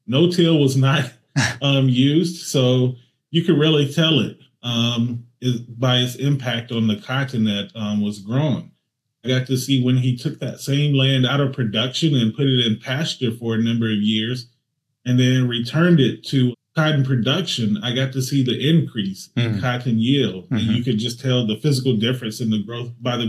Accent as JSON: {"language": "English", "region": "Alabama", "country": "United States", "tie": "born or raised there", "said": "I'm from Alabama, native of Alabama, and I grew up probably about 30 miles away from here, away from Alabama A&M University in a small rural community"}